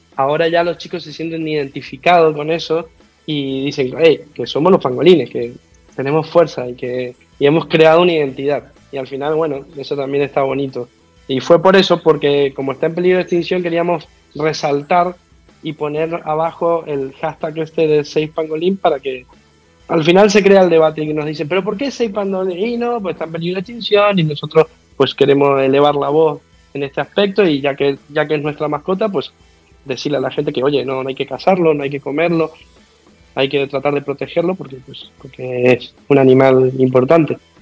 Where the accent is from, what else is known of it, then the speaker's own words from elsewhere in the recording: Mendoza, Argentina; accent: Argentine; also born or lived in Madrid, Spain; now in Malabo, Equatorial Guinea; yo no soy de Buenos Aires, yo soy de Mendoza